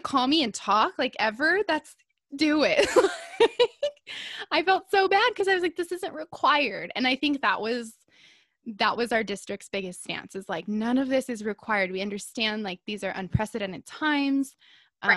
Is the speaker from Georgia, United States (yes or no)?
no; Southern California, United States; I live in Southern California. I was born and raised in Southern California